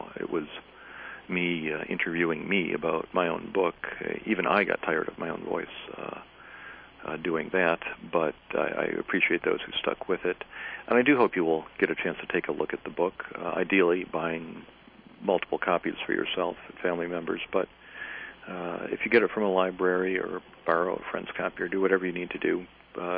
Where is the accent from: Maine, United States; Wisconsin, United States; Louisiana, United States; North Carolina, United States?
North Carolina, United States; Greenville; Greenville, North Carolina, my hometown